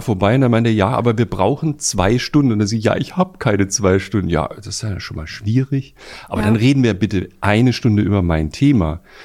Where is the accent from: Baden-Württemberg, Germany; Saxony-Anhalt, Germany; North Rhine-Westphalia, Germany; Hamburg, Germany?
Baden-Württemberg, Germany; Bretten; moved away; bei uns in Bretten